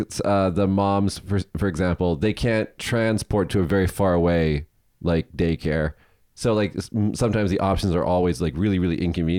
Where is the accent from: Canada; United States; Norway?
United States; Las Vegas, Nevada; Because I'm from Vegas.